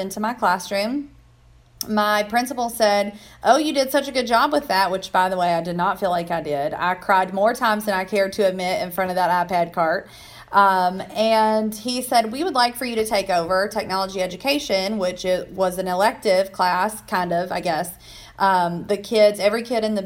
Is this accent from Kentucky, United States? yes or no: yes; Hodgenville, Kentucky, United States; I am born and raised in Hodgenville, Kentucky